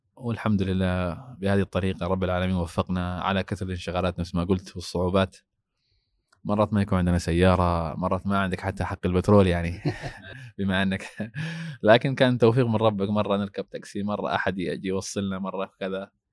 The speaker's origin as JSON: {"language": "Arabic", "country": "Somalia", "moved": "yes", "said": "عندنا في الصومال"}